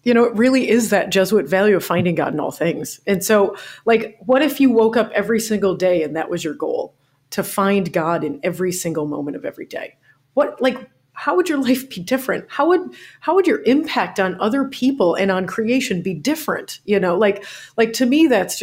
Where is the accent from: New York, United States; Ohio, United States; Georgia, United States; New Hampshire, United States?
New York, United States; also born or lived in Florida; now in New Orleans, United States; I'm originally from New York